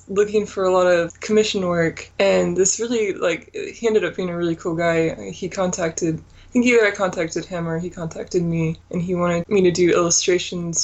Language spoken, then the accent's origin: English; Santa Rosa, California, United States; I grew up in Santa Rosa, California, and I still live here